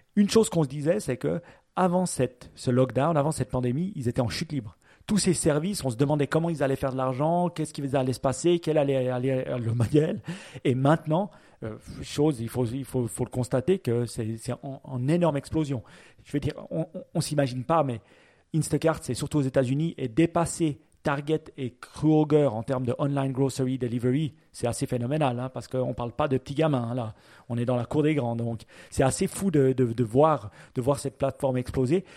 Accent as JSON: {"language": "French", "country": "Switzerland", "said": "chez nous en Suisse"}